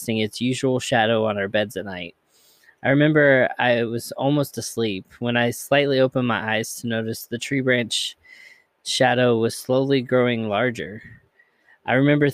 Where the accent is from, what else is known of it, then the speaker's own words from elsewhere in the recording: Hardin County, Kentucky, United States; also born or lived in Bullitt County, Kentucky / Jefferson County, Kentucky; Harding County, where I grew up in Kentucky